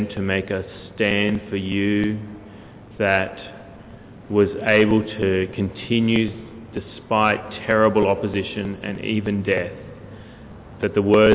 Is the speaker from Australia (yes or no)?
yes; Queensland, Australia; I was born in Queensland, and I was born in this little country hospital in the middle